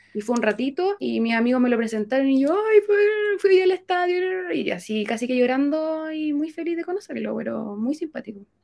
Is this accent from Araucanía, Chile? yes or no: no; Santiago, Santiago Metropolitan Region, Chile; yo de Santiago de toda la vida, pero mi familia era de Chiloé